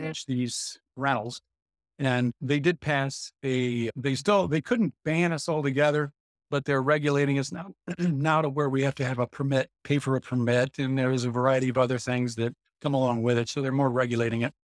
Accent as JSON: {"language": "English", "town": "Jackson", "region": "Michigan", "country": "United States", "said": "We're from the Jackson area"}